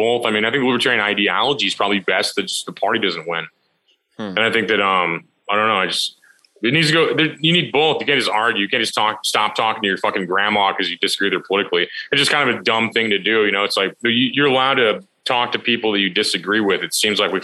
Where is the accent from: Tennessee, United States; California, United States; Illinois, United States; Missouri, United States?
Missouri, United States; I'm from Missouri.